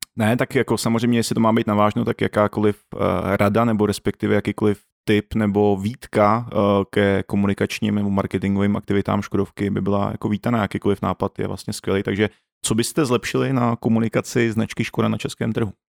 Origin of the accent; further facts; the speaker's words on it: Czechia; jako Čech